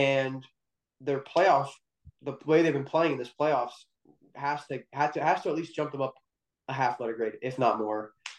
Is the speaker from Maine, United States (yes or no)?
no; Washington, District of Columbia, United States; growing up in Washington, D.C., I'm supposed to hate the Phillies